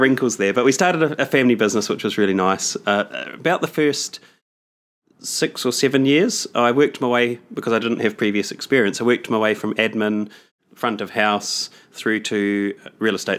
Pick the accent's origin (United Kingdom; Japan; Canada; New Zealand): New Zealand; Palmerston North, Manawatū-Whanganui; I'm from Palmerston North in New Zealand.